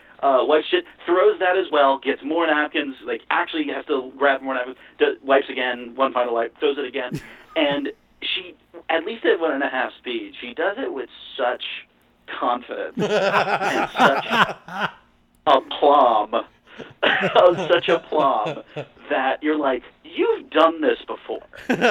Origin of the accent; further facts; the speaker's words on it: Florida, United States; Well, I'm from Florida